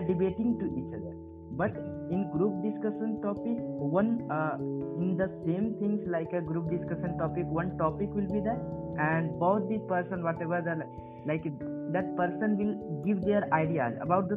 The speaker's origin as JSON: {"language": "English", "region": "Jharkhand", "country": "India", "said": "from Jharkhand"}